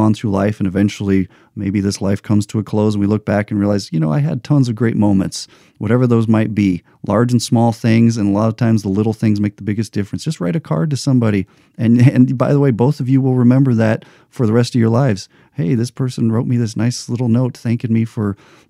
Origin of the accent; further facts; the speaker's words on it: United States; I'm an American